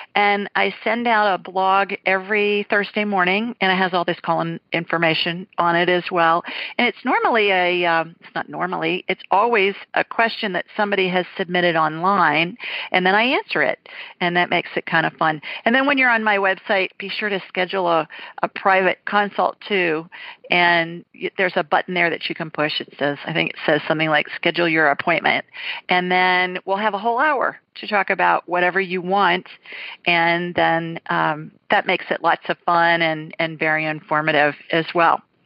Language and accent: English; Ohio, United States; moved away; also born or lived in Deep South; I'm a Buckeye.